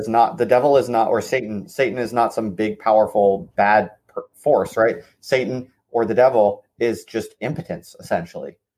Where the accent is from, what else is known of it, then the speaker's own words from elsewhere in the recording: United States; as an American